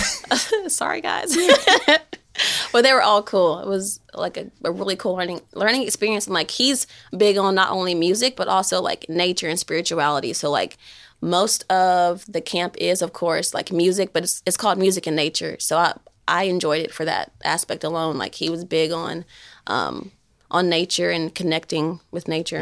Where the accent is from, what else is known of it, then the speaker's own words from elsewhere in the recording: Shelbyville, Tennessee, United States; moved away as an adult; now in Knoxville, United States; I'm from Shelbyville